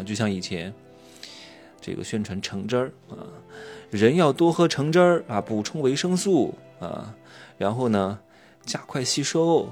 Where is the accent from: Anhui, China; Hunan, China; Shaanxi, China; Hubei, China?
Anhui, China; Wuhu; moved away; 今天刚回芜湖，我老家是芜湖的，待个两天，我差不多也就一年回来一次吧，对吧？父母都在芜湖住着